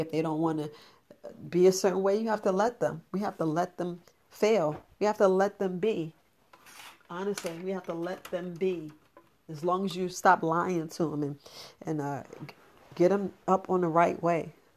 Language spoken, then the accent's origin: English; New York, United States; growing up in New York